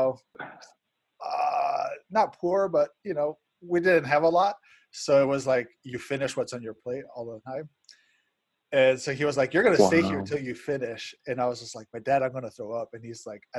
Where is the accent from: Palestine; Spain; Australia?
Spain; moved away; I grew up in Spain